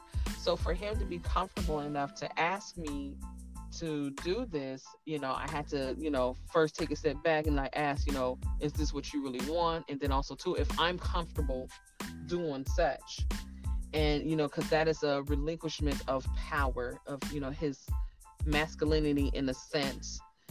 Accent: Inglewood, California, United States; I'm from Cali, I'm from Inglewood

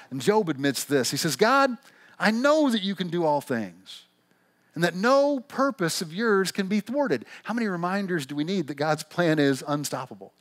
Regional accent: Missouri, United States; accent: twangy; moved away as an adult; now in Pacific Northwest, United States; we never lived anywhere but the little town we grew up in Missouri

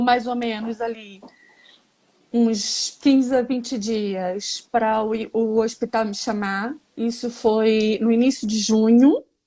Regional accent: Rio de Janeiro, Brazil; moved away as an adult; now in Portugal; Tenho 49 anos, sou do Rio de Janeiro.

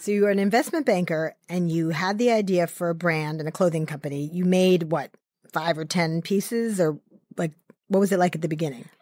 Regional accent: New York, United States; I grew up in New York, and my first job was actually in the garment district

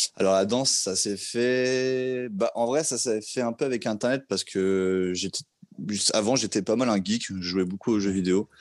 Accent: Vitry-sur-Seine, Île-de-France, France; je suis un mec euh, qui habitait à Vitry-sur-Seine, donc je suis né là-bas, j'ai mon enfance, mon adolescence

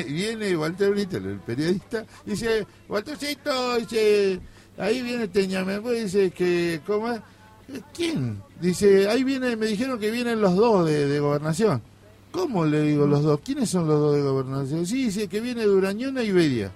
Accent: Monte Caseros, Corrientes, Argentina; moved away; Yo soy de Montecasero y vive acá.

